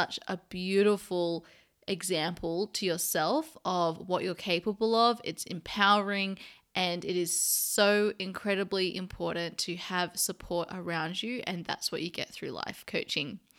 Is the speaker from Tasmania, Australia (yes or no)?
no; Sydney, New South Wales, Australia; now in London, United Kingdom; my hometown in Sydney, Australia